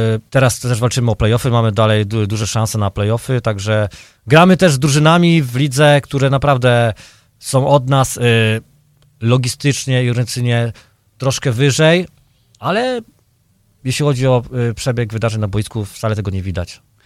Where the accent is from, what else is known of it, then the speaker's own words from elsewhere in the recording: Dębica, Subcarpathian Voivodeship, Poland; now in Chicago, United States; ja pochodzę z Dębicy, urodzony w Dęb również w Dębicy, także e, obok stadionu Wisłoki dosłownie 50 metrów, wychowany od małego